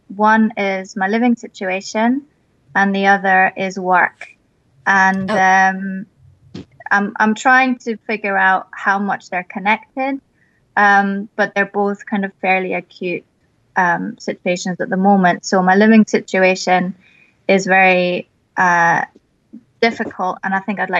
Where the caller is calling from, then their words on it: Edinburgh, Scotland, United Kingdom; I'm calling from Edinburgh in Scotland.